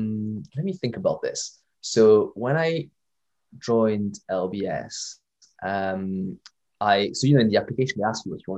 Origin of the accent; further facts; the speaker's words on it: Canada; born there; I mean, I was born in Canada, but that was a very long time ago, and I was in French-speaking Canada.